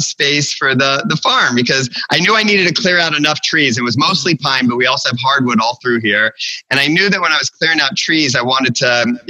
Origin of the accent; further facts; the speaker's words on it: Florida, United States; moved away as an adult; also born or lived in Long Island, New York / Chicago; now in Aberdeen, North Carolina, United States; I spent most of the rest of my growing up in Florida